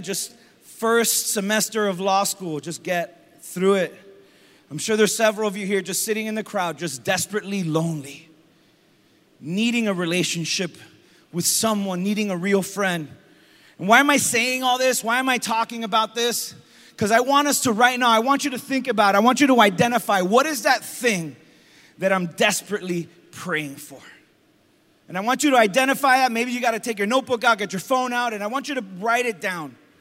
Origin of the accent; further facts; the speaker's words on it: Hialeah, Florida, United States; growing up in Hialeah